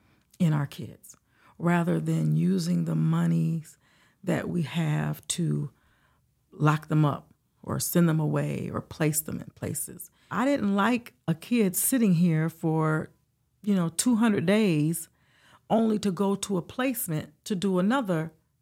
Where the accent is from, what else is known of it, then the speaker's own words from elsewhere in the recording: Detroit, Michigan, United States; Well, I am originally from Detroit, Michigan.